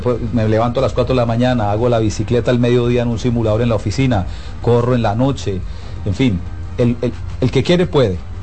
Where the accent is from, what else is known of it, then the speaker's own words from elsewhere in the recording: Colombia; yo soy colombiano